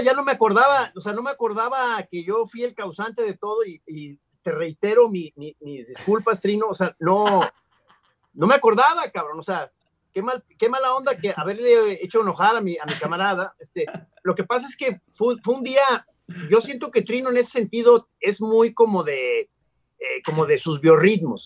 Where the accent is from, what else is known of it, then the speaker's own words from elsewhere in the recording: Guadalajara, Jalisco, Mexico; como tapatíos